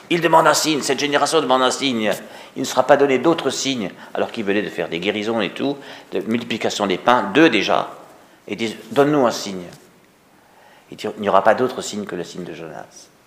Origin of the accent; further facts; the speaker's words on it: Paris, Île-de-France, France; non, je n'ai je pas d'accent alsacien, je ne viens pas d'Auvergne. Euh, non, non. Euh, moi aussi, je suis parisien.